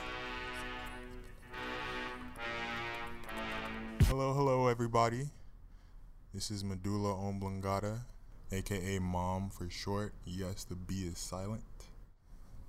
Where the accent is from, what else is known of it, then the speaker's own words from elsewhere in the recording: Chicago, Illinois, United States; also born or lived in central New Jersey / Houston, Texas / Austin, Texas; now in Oahu, United States; I'm first generation Nigerian American, born and raised in Chicago, Illinois